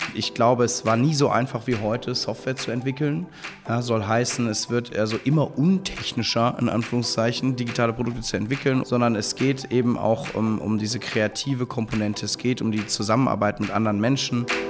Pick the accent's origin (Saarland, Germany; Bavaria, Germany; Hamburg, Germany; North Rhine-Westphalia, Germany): North Rhine-Westphalia, Germany; Cologne; moved away as an adult; now in Berlin, Germany; bin dann in meine Heimatstadt Köln an eine kleine Business School gegangen